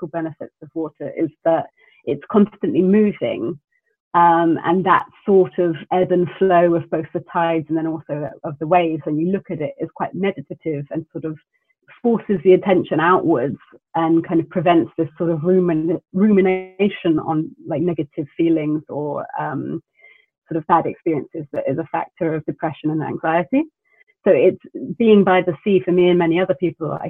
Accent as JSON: {"language": "English", "country": "New Zealand", "tie": "born or raised there", "moved": "yes", "lives_now": "London, United Kingdom", "said": "I grew up in New Zealand, where you're obviously very close to the coastline"}